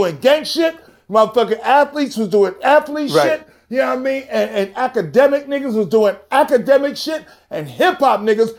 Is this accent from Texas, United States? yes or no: no; New York City, New York, United States; I grew up in the South Bronx, boogie down Bronx, New York City.